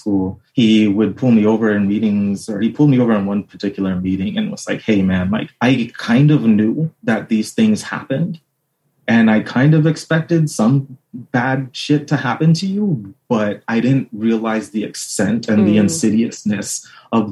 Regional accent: Southern California, United States; moved away as an adult; now in Pittsburgh, United States; I grew up in Southern California

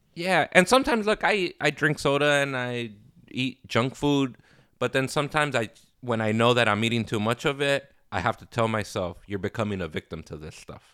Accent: Los Angeles, California, United States; also born or lived in Inglewood, California; I grew up in Inglewood and South Central

